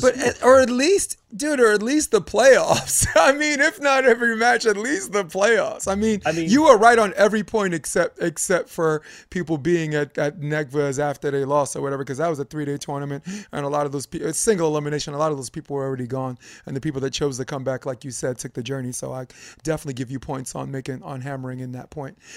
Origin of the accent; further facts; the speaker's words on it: New York, United States; as a New Yorker